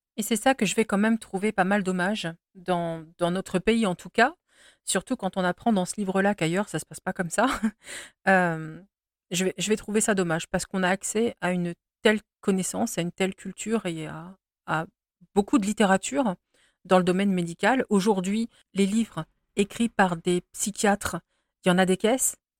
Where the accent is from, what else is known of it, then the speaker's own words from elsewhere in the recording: France; je suis française et que je vis ici